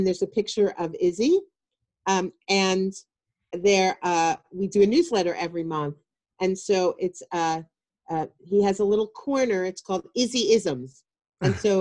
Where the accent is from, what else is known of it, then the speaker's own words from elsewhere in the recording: Long Island, New York, United States; also born or lived in Pennsylvania; I grew up on Long Island and then after college moved to the city